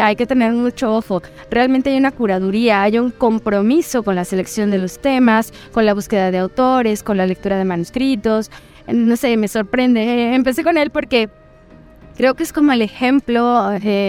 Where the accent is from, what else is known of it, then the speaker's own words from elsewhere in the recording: Mexico; yo siendo mexicana